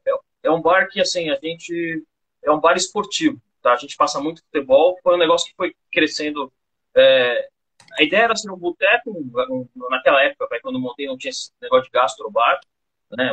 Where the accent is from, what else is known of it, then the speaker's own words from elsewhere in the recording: São Paulo, Brazil; moved away as an adult; now in Campo Grande, Brazil; Eu sou de São Paulo. Eu mudei para Campo Grande, que queria fugir um pouco da loucura de São Paulo, eu e minha esposa